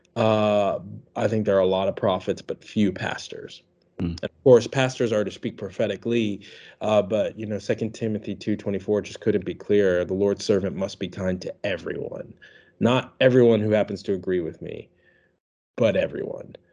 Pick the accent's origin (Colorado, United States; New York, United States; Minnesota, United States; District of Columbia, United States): District of Columbia, United States; Washington; now in Birmingham, United States; I'm not from Alabama. I'm from Washington, D.C. originally